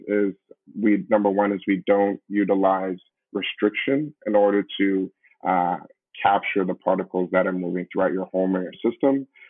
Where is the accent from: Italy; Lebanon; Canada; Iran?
Canada; also born or lived in Brampton, Ontario; we are a Canadian-born uh, group of founders